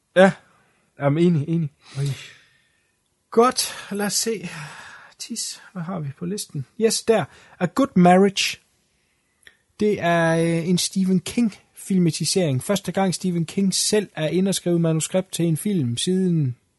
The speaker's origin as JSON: {"language": "Danish", "country": "Denmark", "said": "jeg er dansker"}